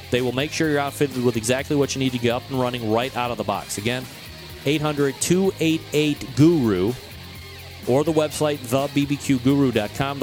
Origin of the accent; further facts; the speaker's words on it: Cleveland, Ohio, United States; right here in my hometown.